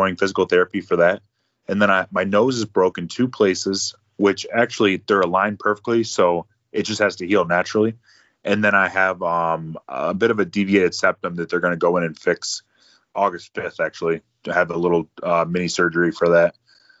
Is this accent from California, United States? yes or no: no; Escanaba, Michigan, United States; I'm just proud to be from there and I want to represent my hometown